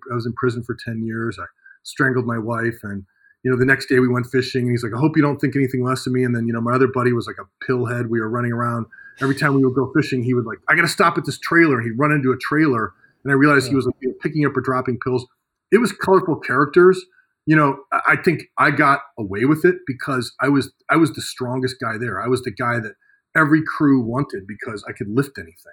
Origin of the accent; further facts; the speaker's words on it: Midwest, United States; Well, I, I think it's because I come from the Midwest, you know